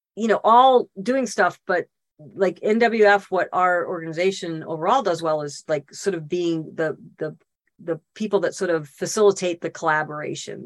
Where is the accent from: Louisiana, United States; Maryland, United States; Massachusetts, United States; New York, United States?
Massachusetts, United States; Boston; moved away as an adult; also born or lived in Northern California; now in California, United States; I'm not from California, I'm from Boston, but California's home. I've been here what 32, 33 years now